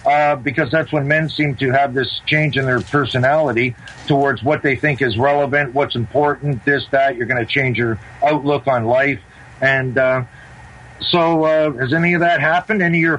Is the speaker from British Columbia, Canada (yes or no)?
no; Toronto, Ontario, Canada; from Toronto. Long time no talk.